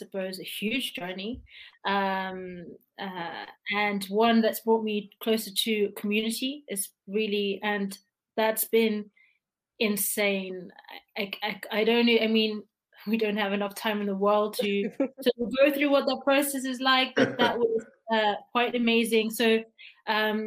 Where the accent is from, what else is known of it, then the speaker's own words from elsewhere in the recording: Italy; I'm Italian. And I always would always say, oh, that's because it's simple. My passport's Italian. And like that, I was born there